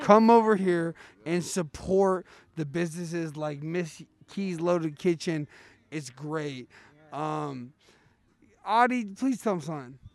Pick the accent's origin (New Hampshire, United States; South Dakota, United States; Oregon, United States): Oregon, United States; Portland; I'm from Portland